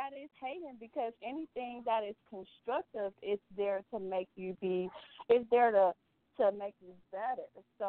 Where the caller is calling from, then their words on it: Milwaukee, Wisconsin, United States; I'm calling from Milwaukee.